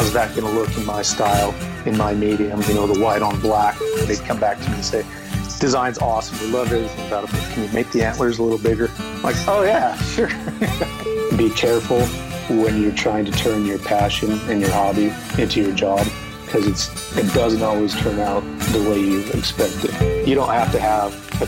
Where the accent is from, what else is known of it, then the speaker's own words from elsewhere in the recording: Utah, United States; I was born and raised in Utah